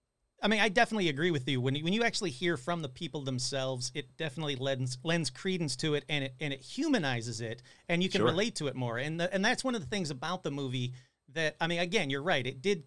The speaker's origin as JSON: {"language": "English", "town": "Detroit", "region": "Michigan", "country": "United States", "tie": "born or raised there", "said": "I grew up in Detroit."}